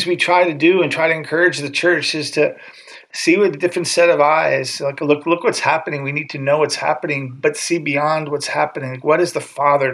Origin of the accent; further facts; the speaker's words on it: United States; moved away as an adult; now in Armenia; as an American living here, I'm an Armenian citizen as well